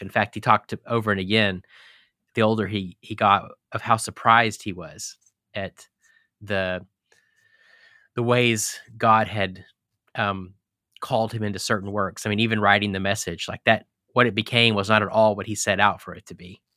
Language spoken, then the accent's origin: English; Texas, United States; also born or lived in Colorado / Clemson, South Carolina / Charlottesville, Virginia; now in Holland, Michigan, United States; I grew up in Texas, and I've lived in Colorado and pastored in Clemson, South Carolina, and Charlottesville, Virginia, and now we're in Holland, Michigan